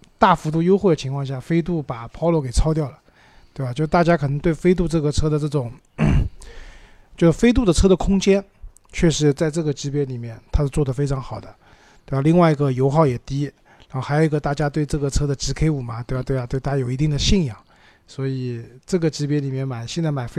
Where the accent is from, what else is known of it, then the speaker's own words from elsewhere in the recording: China; 我们中国人买车也不喜欢特别小的车子